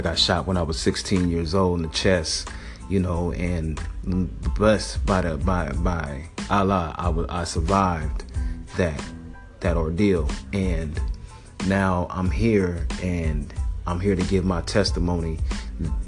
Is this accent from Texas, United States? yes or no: no; Portland, Oregon, United States; Growing up in Northeast Portland